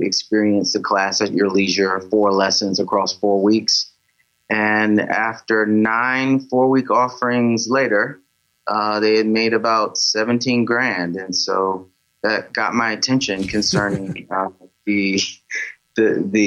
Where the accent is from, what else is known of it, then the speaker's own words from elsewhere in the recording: South Carolina, United States; moved away; I'm from South Carolina originally.